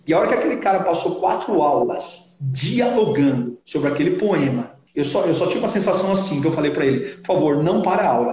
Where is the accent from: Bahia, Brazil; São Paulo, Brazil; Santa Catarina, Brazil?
São Paulo, Brazil; interior of; accent: interior paulista (caipira, retroflex r as in "porta"); also born or lived in Assis; eu sou paulistano de nascimento, fui criado no interior, daí o sotaque, o porta